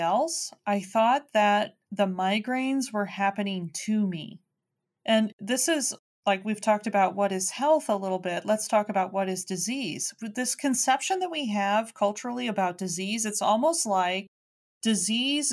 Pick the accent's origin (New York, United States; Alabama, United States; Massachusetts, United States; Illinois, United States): Illinois, United States; Chicago; I'm a kid from Chicago, right? I was raised the same way everybody else was